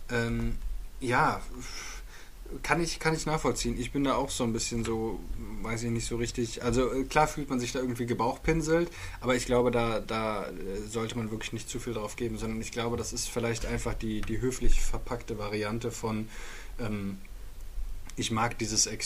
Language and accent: German; Bielefeld, North Rhine-Westphalia, Germany; Ich bin ja Bielefelder.